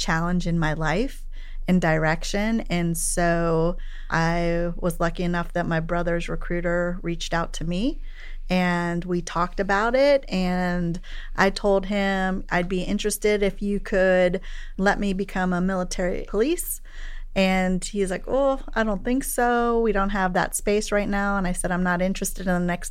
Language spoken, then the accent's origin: English; Bethel Park, Pennsylvania, United States; moved away as an adult; also born or lived in New Concord, Ohio; now in Chicago, United States; I actually grew up in a suburb outside of Pittsburgh. Bethel Park was the community. Born and raised in Pittsburgh.